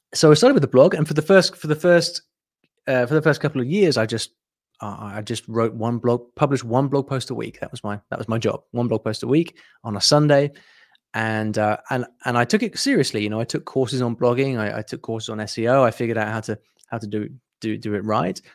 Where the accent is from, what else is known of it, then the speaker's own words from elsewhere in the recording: United Kingdom; I'm from the U K, as you can probably tell from my, uh, fr-, from my accent.